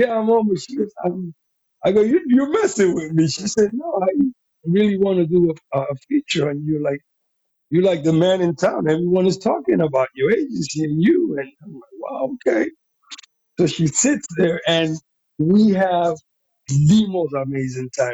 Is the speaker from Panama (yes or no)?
yes; Panama; accent: Panamanian; first language Spanish; English is a second language; moved away as an adult; also born or lived in New York; now in United States; I'm a Latino guy. I'm from Panama. I came here when I was 19 years old. Didn't speak any English.